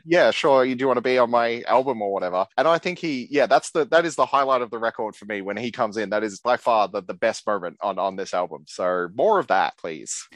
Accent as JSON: {"language": "English", "country": "Australia", "said": "I'm a dude from Australia"}